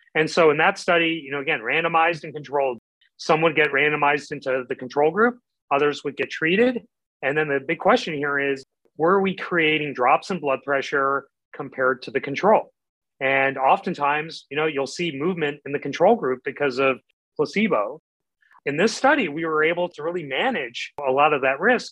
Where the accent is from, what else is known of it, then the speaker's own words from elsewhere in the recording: Midwest, United States; I grew up in the Midwest